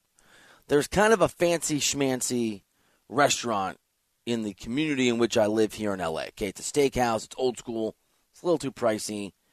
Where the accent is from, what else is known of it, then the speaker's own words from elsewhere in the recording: Iowa, United States; I am from Iowa. We have had a family farm.